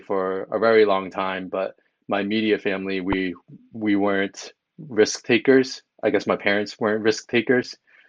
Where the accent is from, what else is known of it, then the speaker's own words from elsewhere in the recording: Long Island, New York, United States; So I'm originally from New York. So I grew up in Long Island